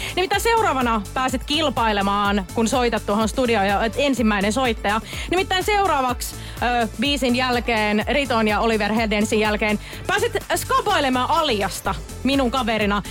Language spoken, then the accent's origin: Finnish; Savo, Finland; moved away; Mäkin on ihan alun perin Savosta kotoisin, joten savolaiset pitää yhtä